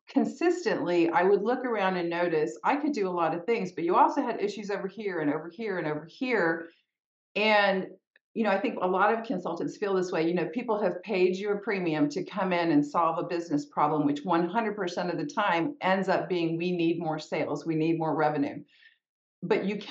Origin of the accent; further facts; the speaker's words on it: Texas, United States; I grew up in Texas, which is where I am still based